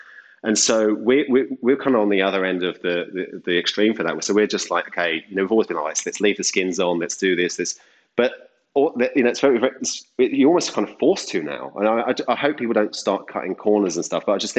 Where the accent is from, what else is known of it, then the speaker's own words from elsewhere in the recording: Deal, South East England, United Kingdom; I was washing up in a little seafood restaurant in my hometown, which is Deal in the UK